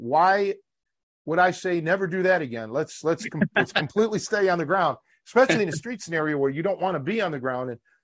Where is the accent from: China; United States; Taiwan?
United States; Cleveland, Ohio; now in Chicago, United States; born and raised in Cleveland.